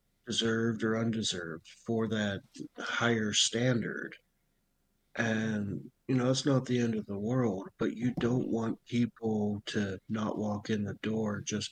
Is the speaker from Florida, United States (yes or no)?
no; Montana, United States; I grew up in Montana.